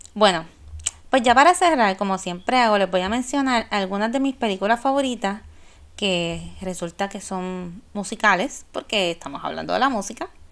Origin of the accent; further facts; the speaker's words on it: San Juan, Puerto Rico; cuando Hard Rock Café era en el viejo San Juan, y papi nos dejaba en la puerta